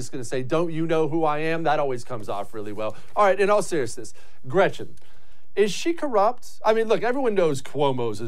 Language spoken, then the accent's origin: English; Ohio, United States; I was born in Ohio